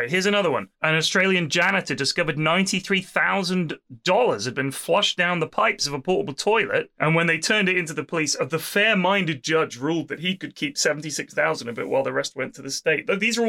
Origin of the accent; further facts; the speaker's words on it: Vancouver, British Columbia, Canada; also born or lived in Ottawa; I'm originally from Vancouver, but spent the last few years in Ottawa going to university there.